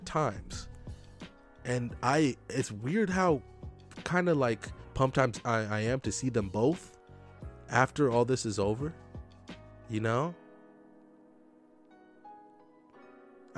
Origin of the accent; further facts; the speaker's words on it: United States; also born or lived in Kenya; even though we're both Kenyan, I'm more Americanized, obviously, than her, because most of my formative years were in America